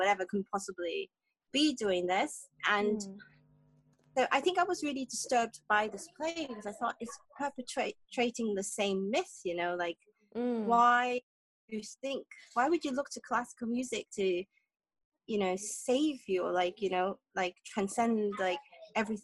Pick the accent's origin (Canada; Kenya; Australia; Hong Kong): Hong Kong; I'm from Hong Kong